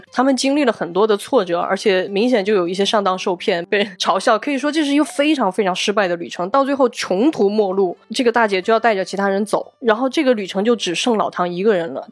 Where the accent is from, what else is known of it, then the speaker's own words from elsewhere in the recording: Guizhou, China; 我也是贵州人